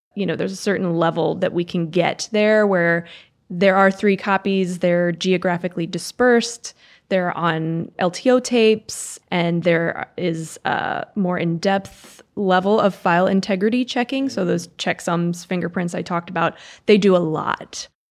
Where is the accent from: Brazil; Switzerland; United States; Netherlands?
United States; Reisterstown, Maryland; also born or lived in Los Angeles; I grew up in Reister's Town